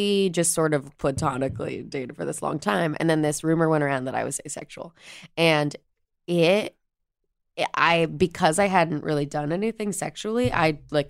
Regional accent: Chicago, Illinois, United States; I'm from the South Side of Chicago.

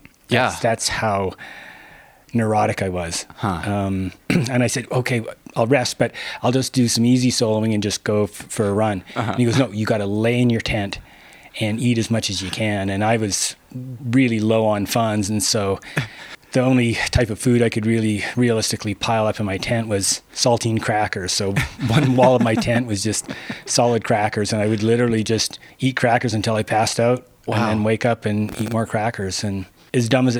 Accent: Western Canada, Canada; moved away as an adult; now in California, United States; I grew up in Western Canada and it rains most of the time

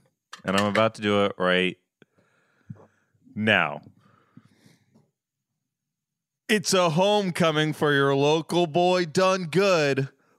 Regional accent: Coral Springs, Florida, United States; Yeah, I'm from Florida.

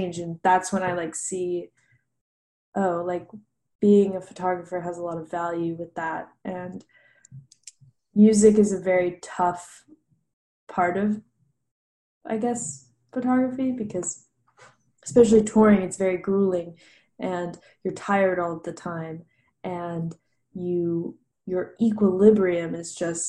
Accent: Nashville, Tennessee, United States; grew up around music because I am from Nashville, which is where I live right now. I grew up here

